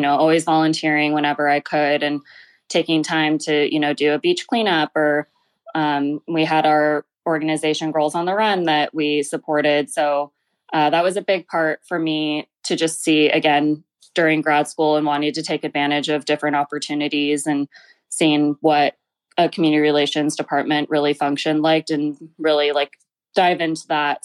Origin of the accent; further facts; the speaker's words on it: Glendale, California, United States; I grew up in Glendale, California, so not too far from downtown L